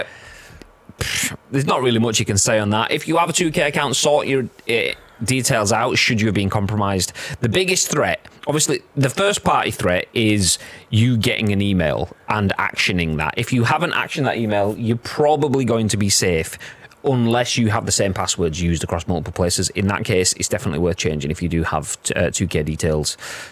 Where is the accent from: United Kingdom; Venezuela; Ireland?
United Kingdom; Yorkshire and the Humber; I'm from Yorkshire